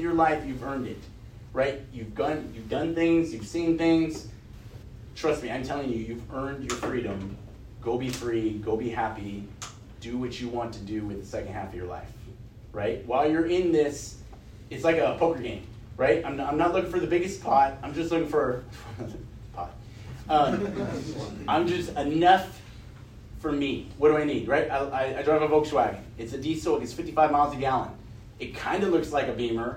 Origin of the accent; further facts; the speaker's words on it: California, United States; now in Texas, United States; I'm from California originally